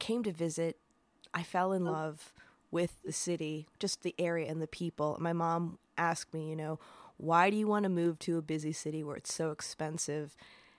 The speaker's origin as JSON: {"language": "English", "region": "Upper Peninsula of Michigan", "country": "United States", "moved": "as an adult", "lives_now": "San Francisco, United States", "said": "I moved here almost 30 years ago, but I'm originally from the Upper Peninsula of Michigan, where it's basically a gigantic state park with like a college town and a couple of little towns in there."}